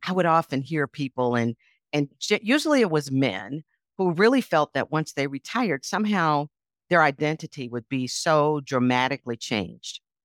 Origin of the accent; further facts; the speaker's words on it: Milwaukee, Wisconsin, United States; moved away; also born or lived in Chicago; even as a little girl growing up in Milwaukee as a Girl Scout